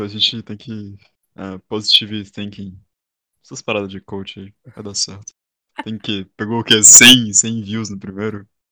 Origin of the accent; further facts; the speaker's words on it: Ceará, Brazil; Sou cearense